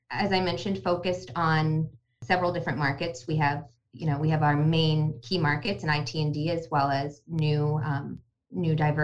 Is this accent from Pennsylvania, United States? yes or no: yes; Latrobe, Pennsylvania, United States; I grew up there.